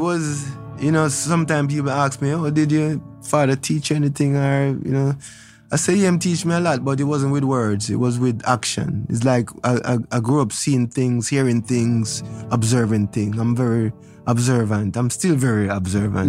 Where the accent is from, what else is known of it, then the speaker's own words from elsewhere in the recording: Kingston, Kingston Parish, Jamaica; I was born in Trenchtown at my house.